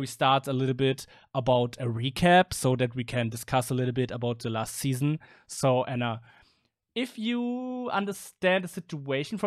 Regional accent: Berlin, Germany; English is a second language; I'm from Berlin

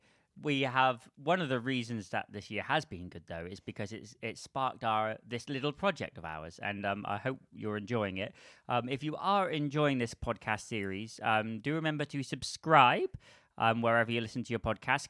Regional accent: West Country, South West England, United Kingdom; accent: West Country; that was from my West Country accent from England

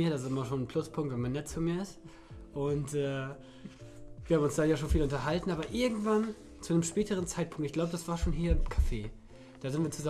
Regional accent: Lower Saxony, Germany; Ich komme hier aus dem Dorf Festival leding

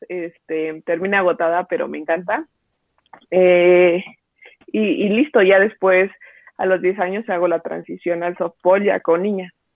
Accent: Mexico City, Mexico; yo soy de aquí de la Ciudad de México

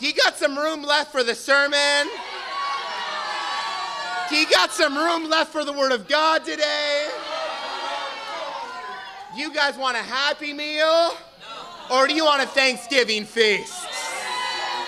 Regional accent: Southern California, United States; I grew up in Southern California

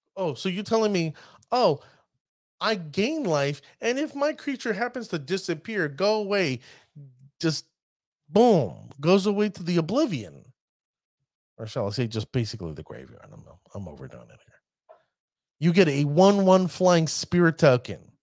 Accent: New York, United States; accent: New York; my New York accent

